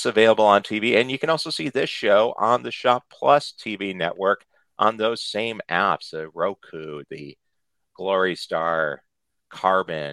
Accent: Cleveland, Ohio, United States; my hometown, Cleveland, Ohio

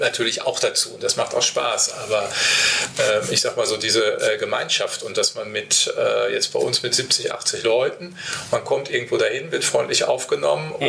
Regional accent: Paderborn, North Rhine-Westphalia, Germany; moved away; Paderborn, also jetzt meine Heimatstadt

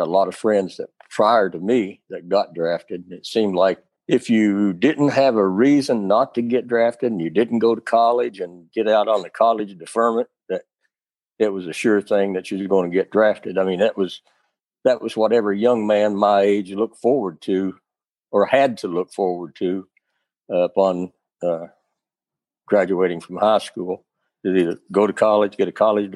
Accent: Morehead, Kentucky, United States; moved away as an adult; coming back through my hometown of Moorhead down Highway 60

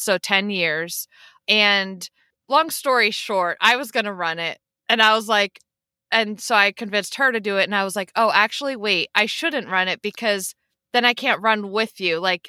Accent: Pennsylvania, United States; Pennsylvania. So I'm like, I always say not the Pittsburgh side. closer to Philadelphia.

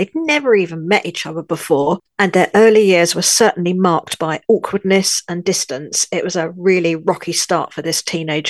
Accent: London, United Kingdom; moved away as an adult; also born or lived in north of France; now in France; I'm your host, and though I'm British, born in London, I've lived in the north of France for many years, and I feel French in my heart.

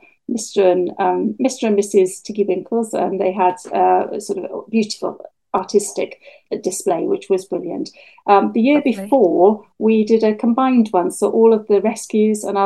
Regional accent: Wales, United Kingdom; now in Bude, United Kingdom; When I was growing up in Wales

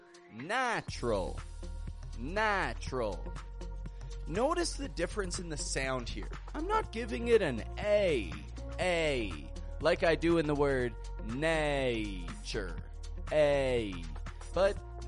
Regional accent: Canada; now in Mexico; I'm from Canada. I live in Mexico, and I teach the American accent

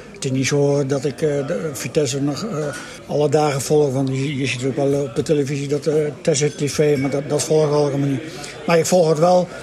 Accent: Drenthe, Netherlands; moved away as an adult; also born or lived in Arnhem; ik kom uit Drenthe.

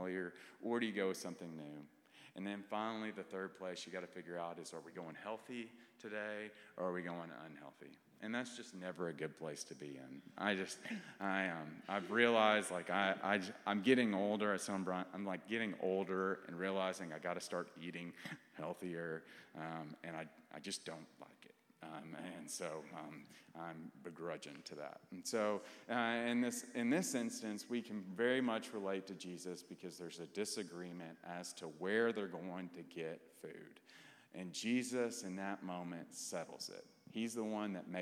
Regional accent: Clarksville, Tennessee, United States; moved away as an adult; also born or lived in Fort Worth, Texas; now in Dallas, United States; I grew up in Clarksville, Tennessee

